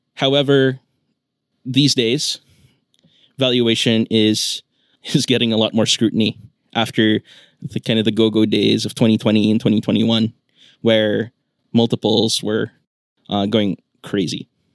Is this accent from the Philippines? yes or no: yes; Philippines; moved away as an adult; also born or lived in New York, United States; I grew up in the Philippines. I went to grade school and high school here